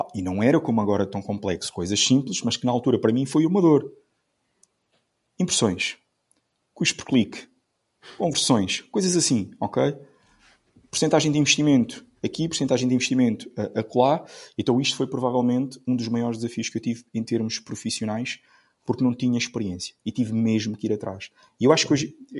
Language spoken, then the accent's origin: Portuguese; Amarante, Norte, Portugal; Eu sou, eu sou de eu sou de Amarante